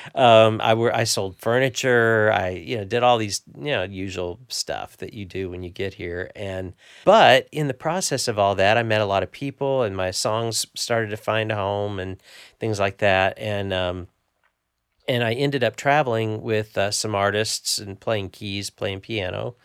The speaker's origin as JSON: {"language": "English", "town": "Evansville", "region": "Indiana", "country": "United States", "tie": "born or raised there", "said": "Grew up in the southern tip of Indiana"}